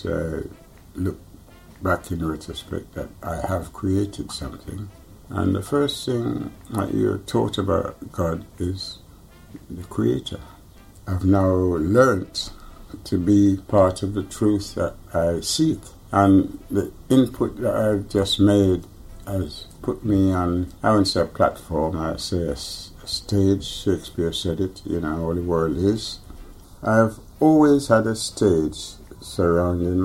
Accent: Jamaica; I was born in Jamaica

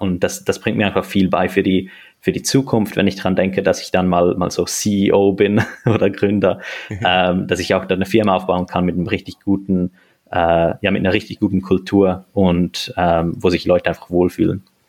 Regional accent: Switzerland; now in Zurich, Switzerland; Ich, ich bin Schweizer, ich bin hier geboren äh, und aufgewachsen.

